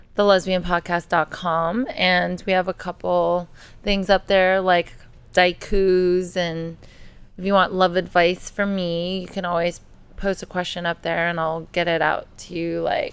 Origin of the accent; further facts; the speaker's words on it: the Bay Area, California, United States; I grew up in the Bay Area